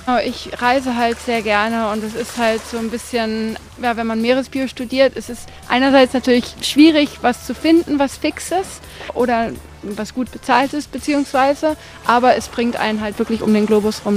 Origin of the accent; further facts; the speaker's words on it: Spain; moved away as an adult; also born or lived in Austria; now in Maldives; meine Mutter ist Deutsche, mein Vater ist Spanien. Wir sind in Spanien halt aufgewachsen.